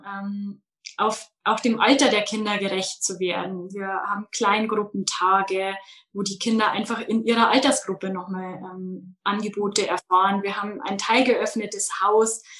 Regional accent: Munich area, Bavaria, Germany; Ich komme aus dem Münchner Umland, aus dem schönen Bayern

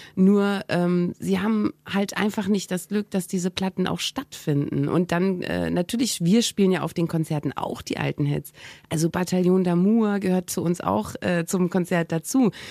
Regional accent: East Germany, Germany; moved away; ich bin ja aus dem Osten abgehauen und ähm, das habe ich zusammen gemacht mit meiner besten Freundin, die ich wirklich von der ersten Klasse an hatte

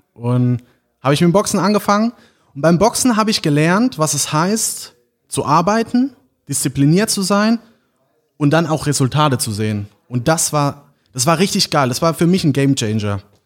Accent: St. Martin, Rhineland-Palatinate, Germany; ich komme aus St. Martin, ist ein kleines Dorf äh, in der Nähe von Landau oder Neustadt an der Weinstraße

